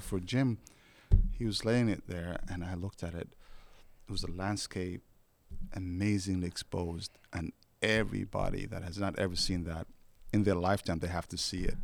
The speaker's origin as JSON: {"language": "English", "country": "Somalia", "second_language": "English", "moved": "yes", "lives_now": "United States", "said": "I come from Somalia"}